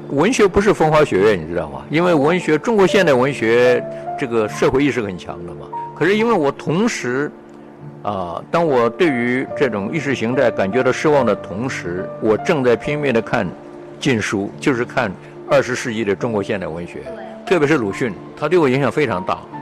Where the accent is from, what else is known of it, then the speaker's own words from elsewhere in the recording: Taiwan; moved away as an adult; also born or lived in Henan / Fujian / United States; now in Hong Kong; 我从台湾来